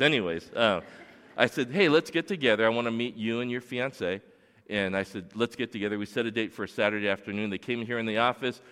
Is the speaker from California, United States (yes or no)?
yes; Torrance, California, United States; I grew up here in Torrance, and I went to Edison Elementary and Magruder Middle School and North High School. I grew up in North Torrance.